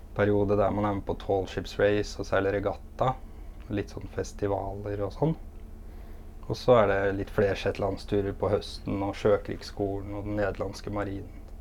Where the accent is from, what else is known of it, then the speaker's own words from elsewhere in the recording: Innlandet, Norway; moved away; jeg er fra Innlandet